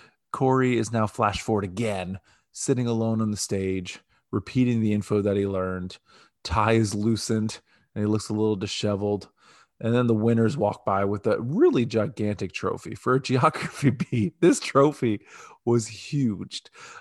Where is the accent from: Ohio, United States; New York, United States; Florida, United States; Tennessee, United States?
Ohio, United States; because we're from Ohio.